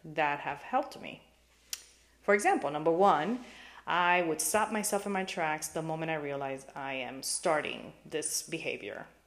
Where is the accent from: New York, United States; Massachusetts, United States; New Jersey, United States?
New York, United States; New York City; now in Florida, United States; I grew up in New York City and currently live in sunny Florida